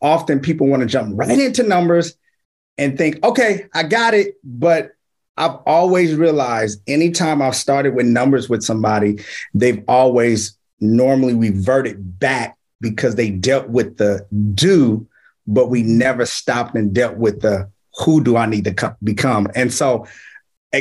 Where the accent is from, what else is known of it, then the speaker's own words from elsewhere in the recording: Richmond, California, United States; now in Vallejo, United States; I'm from Richmond, California, born and raised, and I reside in Vallejo, California